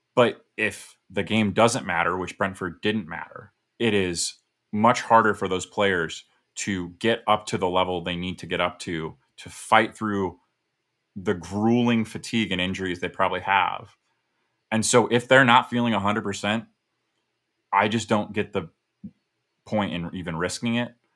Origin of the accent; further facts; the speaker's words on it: United States; as an American